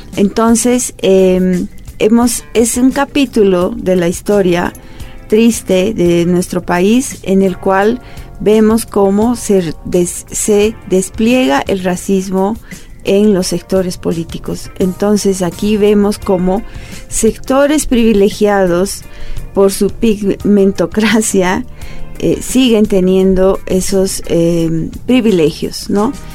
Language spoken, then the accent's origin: Spanish; Bolivia; nosotros como pueblo boliviano